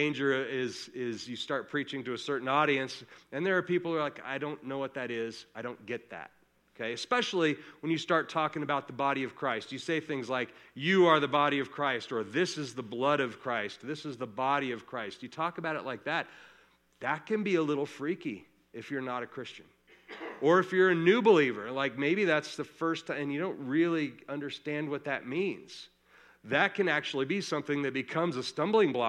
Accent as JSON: {"language": "English", "region": "Colorado", "country": "United States", "said": "we are from Colorado"}